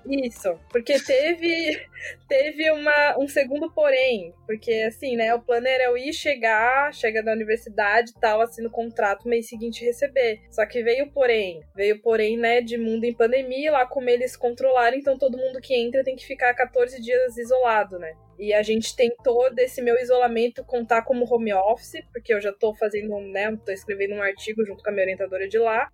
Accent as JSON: {"language": "Portuguese", "town": "Florianópolis", "region": "Santa Catarina", "country": "Brazil", "said": "Sou manezinha também, pirãozinho, tainha"}